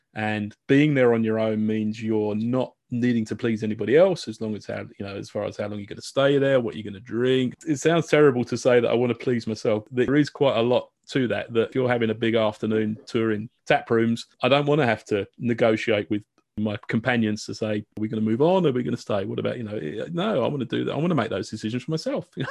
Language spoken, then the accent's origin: English; United Kingdom; accent: British; I can always break out my British accent